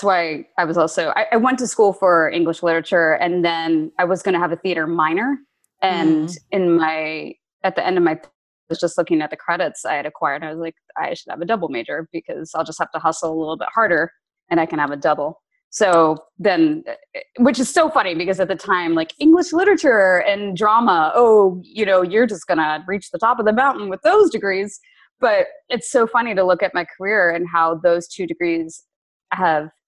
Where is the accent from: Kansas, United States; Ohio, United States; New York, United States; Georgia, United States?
Kansas, United States; Lawrence; moved away; also born or lived in Princeton, New Jersey / Virginia; I grew up in Kansas, in Lawrence, Kansas, because my dad was the chancellor at KU